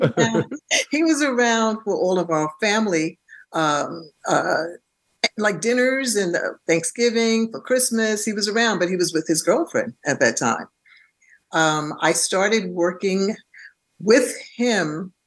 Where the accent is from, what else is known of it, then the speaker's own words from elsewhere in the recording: New York City, New York, United States; also born or lived in Bronx; I was born in Harlem Hospital, and uh, and my parents stayed in Harlem up until I was about eleven or 12 mm-hmm. Then they purchased a home in the Bronx